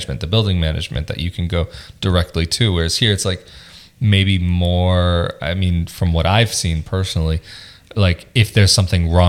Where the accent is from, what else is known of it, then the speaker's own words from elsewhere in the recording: United States; now in Italy; growing up in the States, I mean, sometimes we lived in apartment complexes